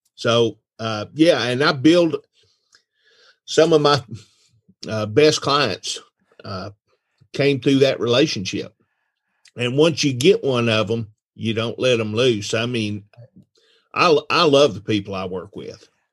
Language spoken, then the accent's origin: English; Rome, Georgia, United States; also born or lived in Durham, North Carolina / Houston, Texas; my dad was approached by the three Harbin brothers to come to Rome, Georgia to practice